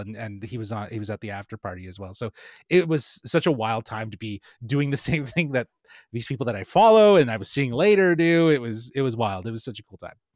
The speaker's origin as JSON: {"language": "English", "country": "Canada", "said": "being Canadian"}